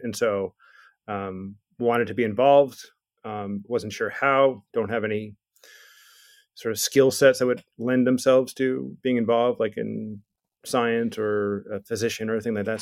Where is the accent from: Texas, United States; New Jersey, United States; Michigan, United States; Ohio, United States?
New Jersey, United States; I'm from New Jersey, I was born in the eighties